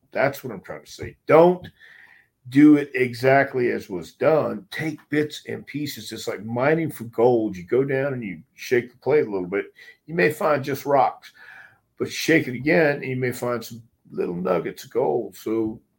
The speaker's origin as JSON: {"language": "English", "region": "the South", "country": "United States", "said": "I'm from the South"}